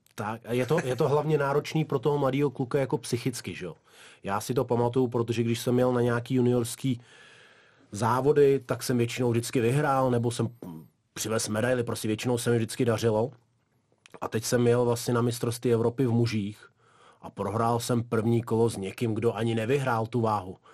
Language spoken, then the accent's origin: Czech; Dagestan, Russia; now in Czech Republic; A já jsem se tam vlastně narodil, takže odtud vlastně pocházím.